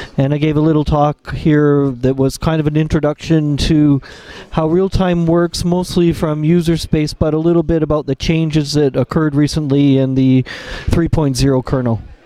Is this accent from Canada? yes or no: yes; Canada; now in Germany; I'm a Canadian person, but I live in Germany and I work from home